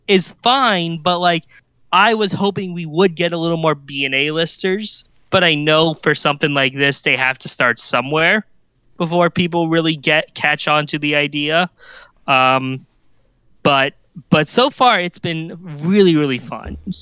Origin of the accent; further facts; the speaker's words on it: Kansas City, Missouri, United States; Worlds of Fun because, uh, that's my hometown park.